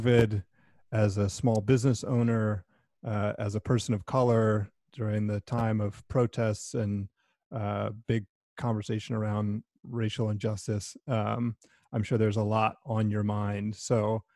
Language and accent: English; Durham, North Carolina, United States; I also grew up here in Durham